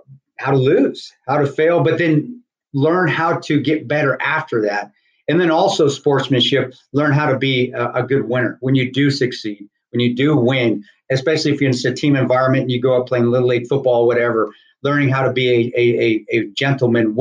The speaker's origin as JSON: {"language": "English", "region": "Southern Colorado", "country": "United States", "tie": "born or raised there", "said": "growing up in Southern Colorado, my dad being from Lubbock, Texas"}